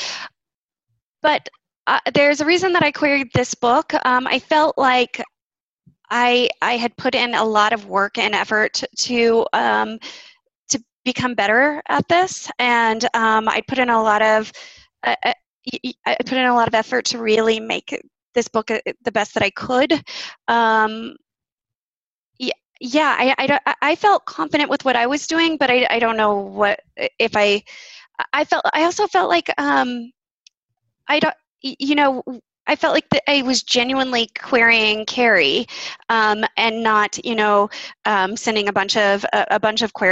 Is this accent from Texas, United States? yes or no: yes; Austin, Texas, United States; moved away; I was born in Austin. I have spent roughly half my life in Austin.